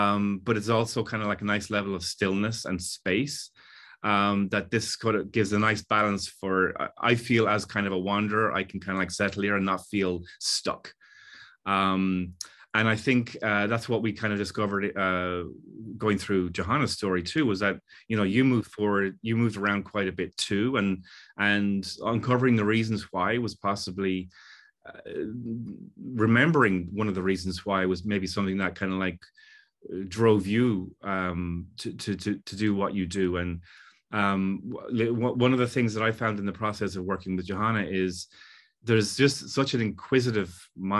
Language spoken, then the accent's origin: English; Ireland; also born or lived in England; now in Los Angeles, United States; I was born in England to Irish parents and then moved to Ireland where I was considered English. And, you know, I've never felt fully either one. And now I'm living in Los Angeles